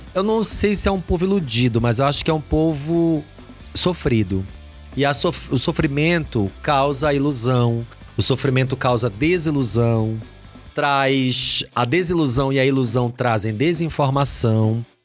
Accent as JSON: {"language": "Portuguese", "town": "Belém", "region": "Pará", "country": "Brazil", "said": "Eu sou de Belém do Pará"}